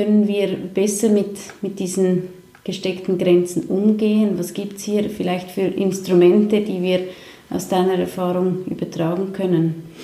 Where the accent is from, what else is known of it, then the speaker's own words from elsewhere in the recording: Switzerland; aber eigentlich sind wir Schweizer schon sehr bünzlig, oder?